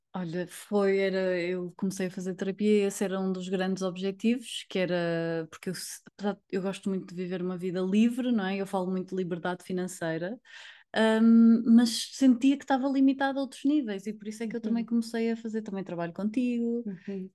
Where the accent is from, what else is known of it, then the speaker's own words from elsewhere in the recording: Porto, Norte, Portugal; sou do Porto